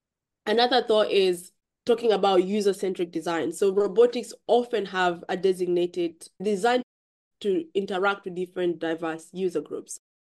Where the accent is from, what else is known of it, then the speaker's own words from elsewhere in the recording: Kenya; now in United Kingdom; I grew up in Kenya myself. So I have that upbringing of where I grew up in an environment where robotics wasn't even in my head growing up. To come into the UK, move into the UK